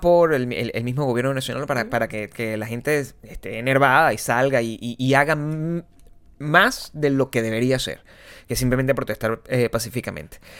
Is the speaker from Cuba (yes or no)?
no; Venezuela; moved away; nosotros somos venezolanos